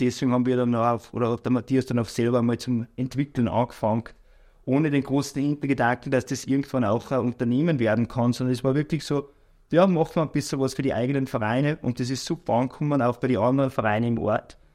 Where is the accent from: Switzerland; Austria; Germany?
Austria; Bad Ischl, Upper Austria; moved away; also born or lived in Salzburg / Vorchdorf / Linz; bin aber aufgewachsen in Bad Ischl